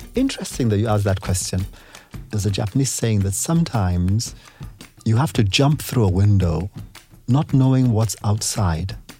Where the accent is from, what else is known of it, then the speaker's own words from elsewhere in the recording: Nigeria; also born or lived in England / United States; I am from Nigeria